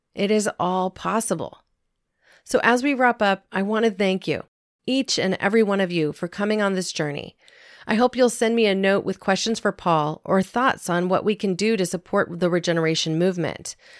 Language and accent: English; Southern Oregon, United States; There were many family farms where I grew up in Southern Oregon